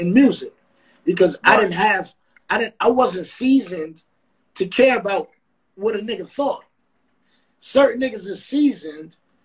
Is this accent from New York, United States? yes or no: yes; New York City, New York, United States; I'm now, from Queensbridge